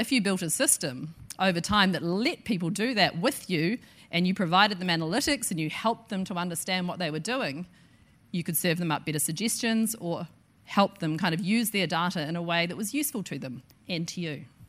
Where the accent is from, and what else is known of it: New Zealand